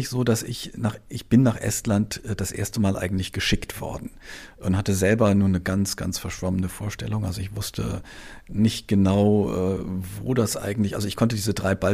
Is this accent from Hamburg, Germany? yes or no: yes; Hamburg, Germany; Ich bin dann in Hamburg aufgewachsen